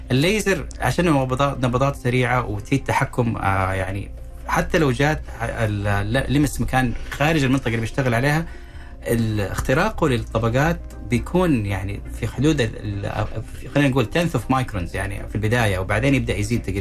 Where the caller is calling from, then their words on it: Najran Province, Saudi Arabia; الله يبقيك من نجران